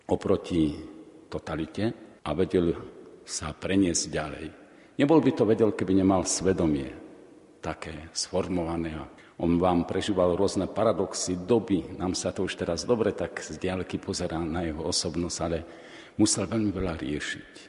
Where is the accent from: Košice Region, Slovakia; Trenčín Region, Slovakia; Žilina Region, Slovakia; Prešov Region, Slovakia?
Žilina Region, Slovakia; Orava; pochádzam z Oravy, takže mi to bolo dosť blízke